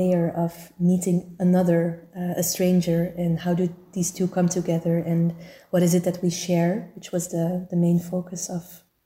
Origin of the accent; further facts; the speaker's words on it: Turnhout, Flanders, Belgium; my hometown of Turnhout, where I grew up